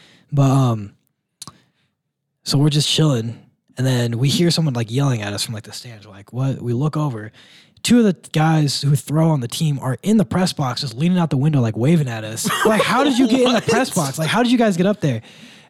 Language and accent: English; Midwest, United States; I'm from the Midwest, and it still means nothing to me.